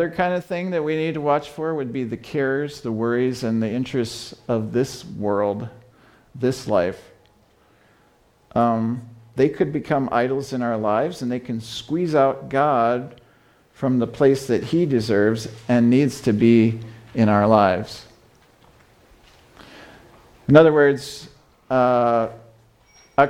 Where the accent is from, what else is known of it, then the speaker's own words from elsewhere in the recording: Fort Wayne, Indiana, United States; also born or lived in China; I'm from Fort Wayne, Indiana